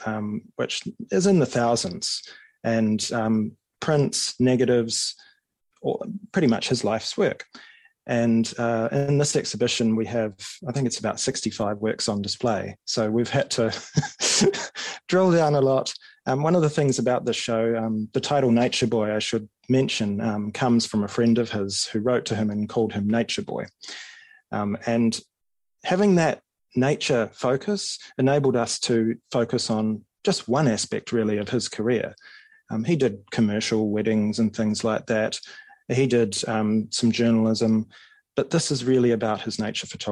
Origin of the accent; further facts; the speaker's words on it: Auckland, New Zealand; I grew up in West Auckland